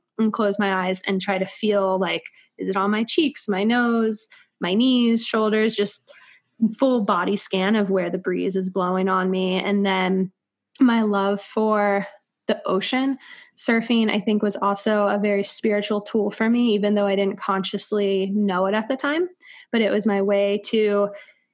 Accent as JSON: {"language": "English", "region": "coast of North Carolina", "country": "United States", "tie": "born or raised there", "also_born_or_lived": "St. Augustine, Florida / New York City", "moved": "as an adult", "said": "I grew up on the coast of North Carolina"}